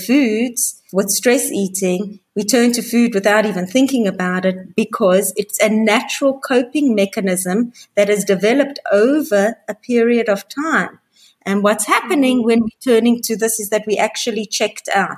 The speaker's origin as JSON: {"language": "English", "country": "South Africa", "tie": "born or raised there", "also_born_or_lived": "Hong Kong", "moved": "yes", "lives_now": "Israel", "said": "I'm originally from South Africa. I grew up in South Africa. I've been living in Israel for many, many years"}